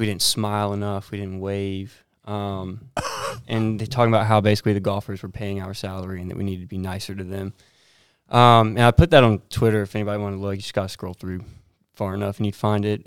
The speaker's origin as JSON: {"language": "English", "town": "Myrtle Beach", "region": "South Carolina", "country": "United States", "tie": "born or raised there", "said": "growing up in Myrtle Beach"}